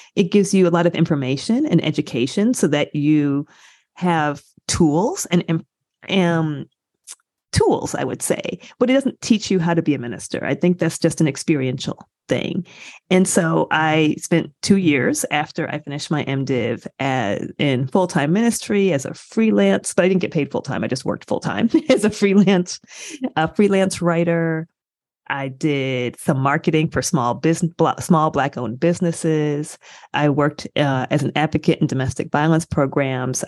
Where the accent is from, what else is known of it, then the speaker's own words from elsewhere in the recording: Michigan, United States; I grew up in a college town in Michigan.